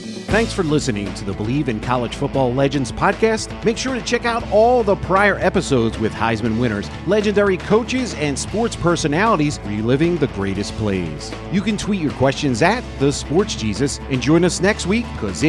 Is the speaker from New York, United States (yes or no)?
no; right outside of Philadelphia, Pennsylvania, United States; We're both originally from Pennsylvania, right outside of Philadelphia.